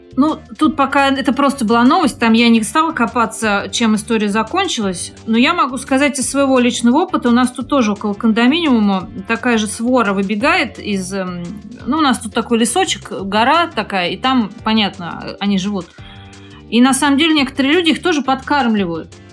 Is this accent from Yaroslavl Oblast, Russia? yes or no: no; Moscow, Russia; moved away as an adult; now in Malaysia; Я вообще из Москвы